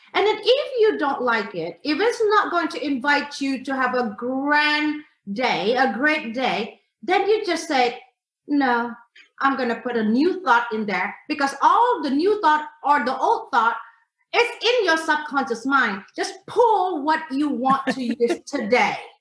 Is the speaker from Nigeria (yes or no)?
no; Indonesia; I am from Indonesia